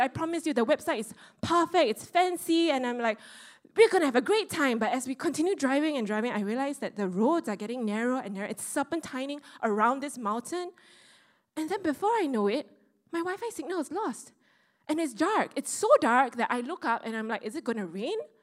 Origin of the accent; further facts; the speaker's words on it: Singapore; I, the Singaporean with the logical mindset